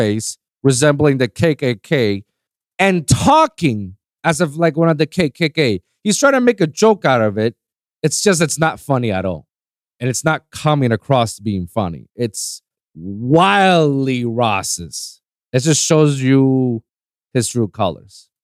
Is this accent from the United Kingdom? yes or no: no; Puerto Rico; I'm from Puerto Rico